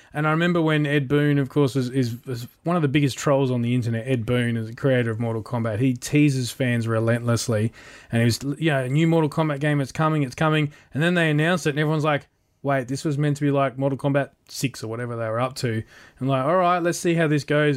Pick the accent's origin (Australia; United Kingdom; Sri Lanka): Australia; as an Australian